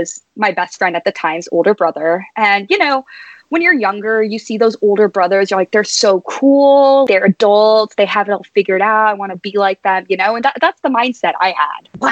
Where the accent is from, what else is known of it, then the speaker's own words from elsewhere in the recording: San Antonio, Texas, United States; moved away as an adult; now in Atlanta, United States; born and raised in San Antonio, Texas